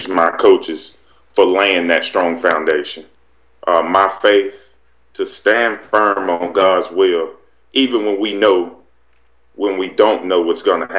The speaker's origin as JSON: {"language": "English", "town": "Wellford", "region": "South Carolina", "country": "United States", "tie": "born or raised there", "said": "I grew up in Welford, Duncan area, right in the upstate of South Carolina."}